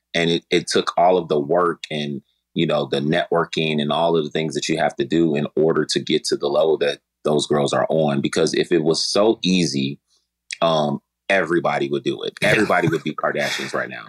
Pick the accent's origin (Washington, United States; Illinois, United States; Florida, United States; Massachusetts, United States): Illinois, United States; Chicago; I'm from Chicago.